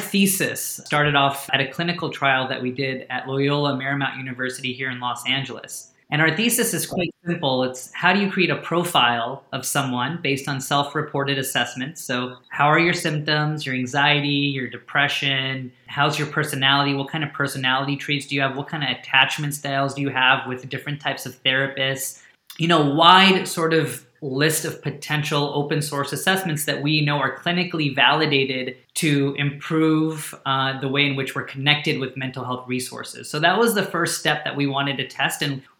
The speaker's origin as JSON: {"language": "English", "country": "India", "first_language": "Hindi", "said": "So Ut in Hindi, which is my native language, means to lift up."}